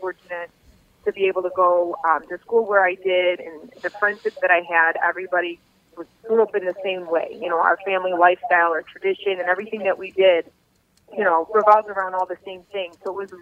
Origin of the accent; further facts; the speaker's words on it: River Forest, Illinois, United States; also born or lived in Norridge, Illinois; I grew up in River Forest, living with my parents